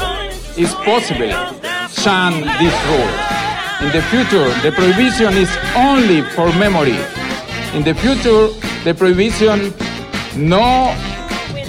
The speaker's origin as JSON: {"language": "English", "country": "Colombia", "said": "I come from Colombia"}